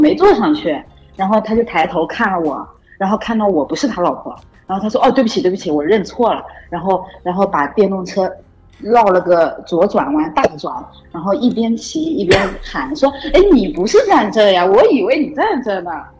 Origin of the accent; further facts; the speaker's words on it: Jinhua, Zhejiang, China; 嗯？，江江浙江人，浙江金华人。